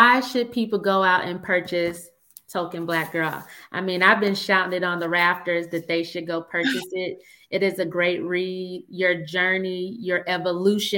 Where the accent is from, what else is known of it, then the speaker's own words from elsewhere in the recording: Michigan, United States; I grew up in Michigan